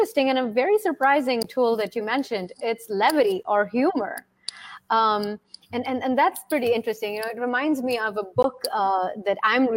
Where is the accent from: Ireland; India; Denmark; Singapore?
India; moved away; also born or lived in Russia; where I was raised, which is India